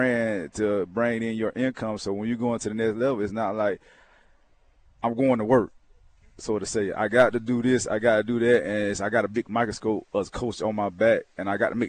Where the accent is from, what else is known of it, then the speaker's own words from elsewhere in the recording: Georgia, United States; growing up in Georgia